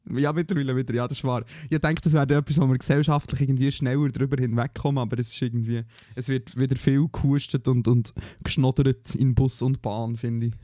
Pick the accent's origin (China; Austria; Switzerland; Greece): Switzerland; moved away; wir als Schweizer